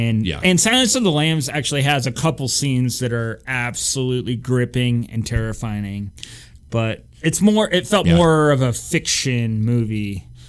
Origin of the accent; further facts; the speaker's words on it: Ridgway, United States; I grew up in kind of a rural community.